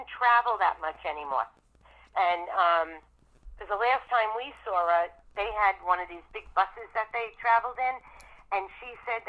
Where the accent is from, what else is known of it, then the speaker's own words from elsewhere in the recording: New York City, New York, United States; I'm from the Bronx.